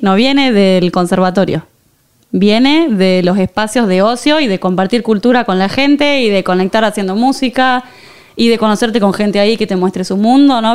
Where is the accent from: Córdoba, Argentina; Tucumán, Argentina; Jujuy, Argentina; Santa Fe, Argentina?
Tucumán, Argentina; San Miguel de Tucumán; moved away as an adult; also born or lived in Buenos Aires, Argentina / Barcelona, Spain; now in Madrid, Spain; nací en Tucumán